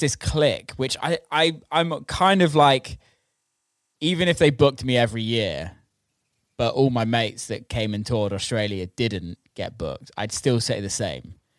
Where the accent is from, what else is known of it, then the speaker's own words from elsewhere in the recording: England, United Kingdom; I'm from England, and English people party